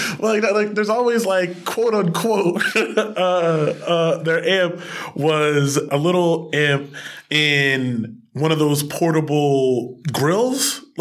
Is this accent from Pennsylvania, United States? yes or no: yes; Chester, Pennsylvania, United States; also born or lived in Williamsport; now in Philadelphia, United States; I'm from Chester, originally. I live in Williamsport. Philly, now.